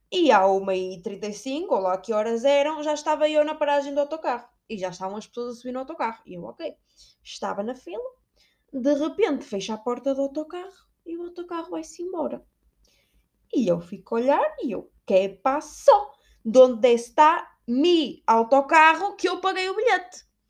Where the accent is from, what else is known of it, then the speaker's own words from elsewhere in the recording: Portugal; moved away; sou portuguesa